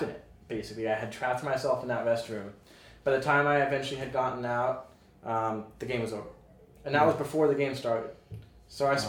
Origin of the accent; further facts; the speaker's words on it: Boston, Massachusetts, United States; moved away; I'm originally from Boston.